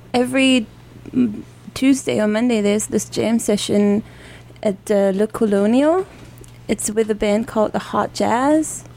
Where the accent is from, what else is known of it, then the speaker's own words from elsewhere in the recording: Dortmund, North Rhine-Westphalia, Germany; also born or lived in San Francisco; I come from Germany. Uh, right now, I don't come from Germany though, uh-huh. but um, I come from Dortmund, which is the city in the northwest of Germany.